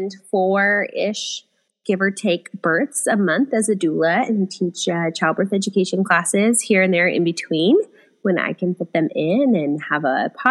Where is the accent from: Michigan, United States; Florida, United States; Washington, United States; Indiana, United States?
Washington, United States; Puyallup; now in Bonney Lake, United States; I grew up in Puyallup